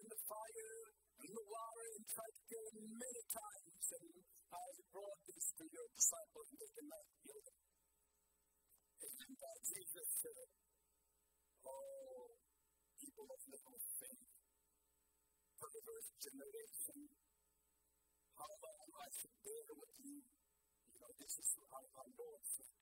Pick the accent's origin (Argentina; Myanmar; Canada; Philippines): Myanmar; moved away; growing up in Burma. Yes, I grew up in a place where 100% were Christian